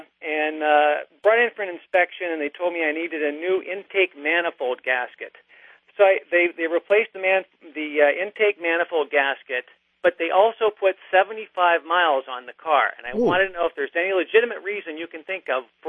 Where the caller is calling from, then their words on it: New York City, New York, United States; I'm calling from New York City.